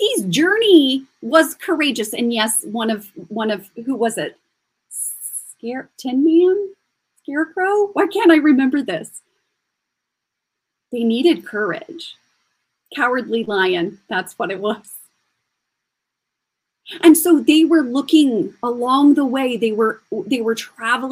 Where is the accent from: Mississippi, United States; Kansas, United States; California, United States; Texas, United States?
Kansas, United States; moved away; also born or lived in New York / Paris; I'm from Kansas and when I moved to New York